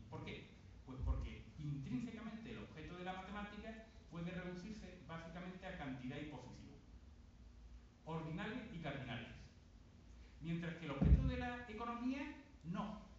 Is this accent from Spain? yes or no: yes; Bay of Cádiz, Andalusia, Spain; Cerca de donde yo nací, en la bahía de Cádiz, hay una importante base militar